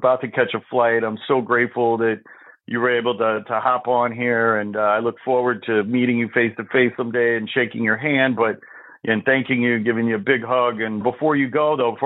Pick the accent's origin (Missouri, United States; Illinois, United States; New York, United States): Illinois, United States; Chicago; moved away as an adult; now in Los Angeles, United States; I'm a Chicago guy. I grew up out in Chicago.